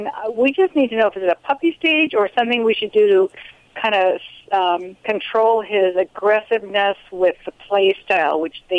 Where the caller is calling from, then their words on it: Arroyo Grande, California, United States; Arroyo Grande, California.